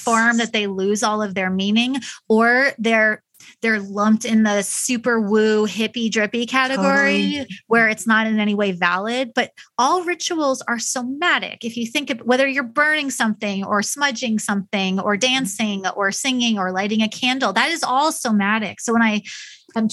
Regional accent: New York, United States; now in Midwest, United States; I'm from New York, so I was not raised with the value of honesty, but I was raised with the value of be direct.

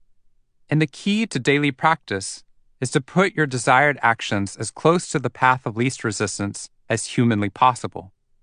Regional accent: Waco, Texas, United States; I was coming to the tail end of my 90 hours of volunteer firefighting training in my hometown of Waco, Texas.

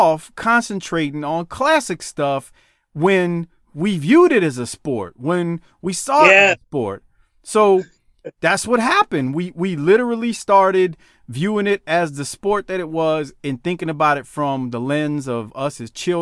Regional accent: New Orleans, Louisiana, United States; I grew up in Gentilly, not that close to the lake, though

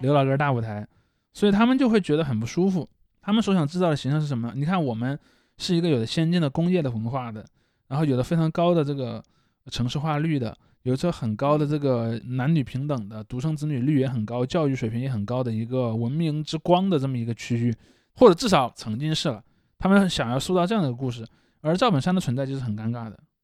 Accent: Sichuan, China; 我作为一个四川人，我是没有去过东北的

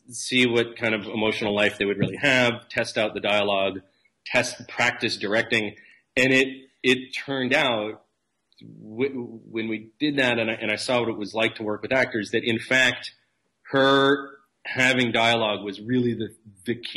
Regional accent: East Coast of the United States, United States; moved away as an adult; now in California, United States; from the East Coast of the United States.

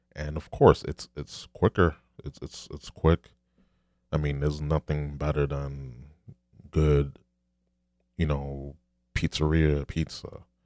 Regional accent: New York City, New York, United States; I'm a New Yorker

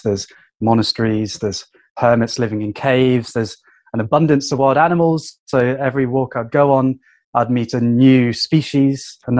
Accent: Wuhan, Hubei, China; English is a second language; I had absolutely no idea that my hometown would be locked down and it would turn into a global pandemic.

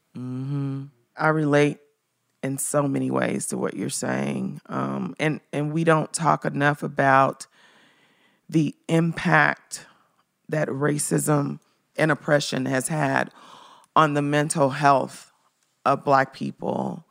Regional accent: Memphis, Tennessee, United States; I'm from Memphis.

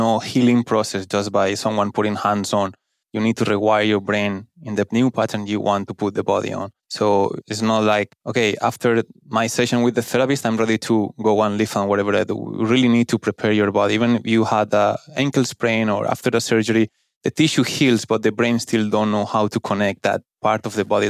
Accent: Valencia, Valencian Community, Spain; English is a second language; moved away as an adult; now in Kuwait; I'm from Spain, from Valencia specifically

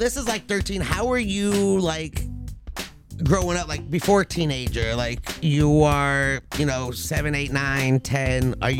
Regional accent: Los Angeles, California, United States; I grew up here in the Valley in the 818. You know, I'm a suburban kid

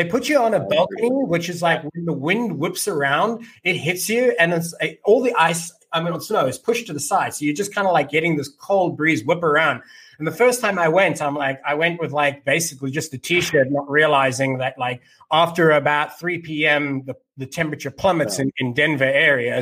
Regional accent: Cape Town, Western Cape, South Africa; now in United States; having been born and raised in South Africa

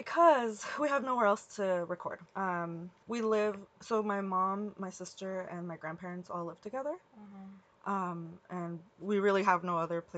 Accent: Costa Mesa, California, United States; We grew up in Costa Mesa, but in this apartment that we're in right now, it's basically my childhood home.

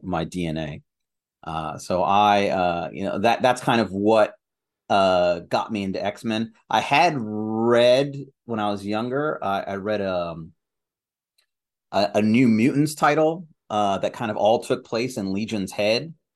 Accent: Algeria; I was born in Algeria

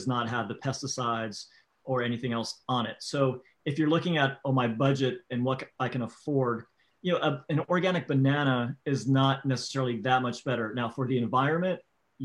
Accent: Florida, United States; I grew up in Florida

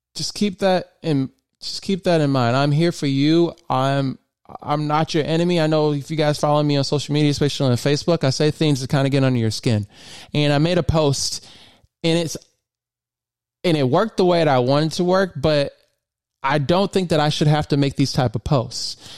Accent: Michigan, United States; moved away as an adult; now in Maryland, United States; I'm originally from Michigan and I moved to Maryland in 2016

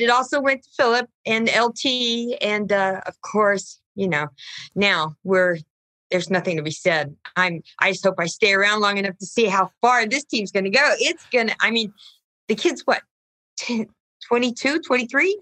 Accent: San Diego, California, United States; I grew up in San Diego

